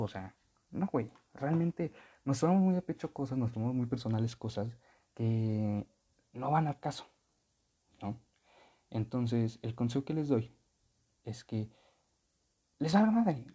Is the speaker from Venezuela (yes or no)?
no; Texcoco, State of Mexico, Mexico; originaria de aquí en mi pueblo, de Texcoco